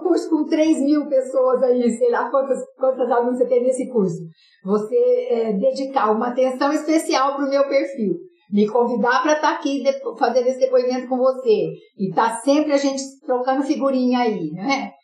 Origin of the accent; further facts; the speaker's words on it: São José do Rio Preto, São Paulo, Brazil; eu sou de São José do Rio Preto, né, uma cidade do interior de São Paulo